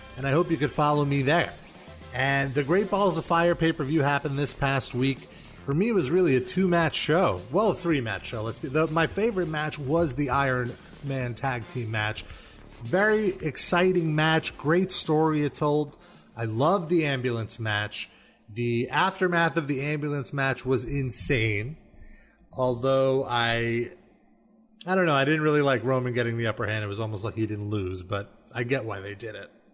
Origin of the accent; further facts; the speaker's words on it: New York, United States; As a New Yorker